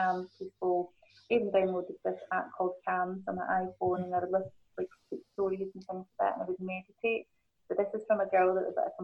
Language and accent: English; Glasgow, Scotland, United Kingdom; accent: Scottish; my mum and dad are both born in Hong Kong, and I was born in Glasgow